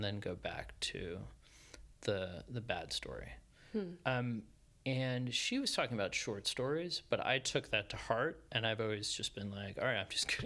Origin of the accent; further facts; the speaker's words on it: Colchester, Connecticut, United States; I grew up in Colchester, Connecticut, a small town in Connecticut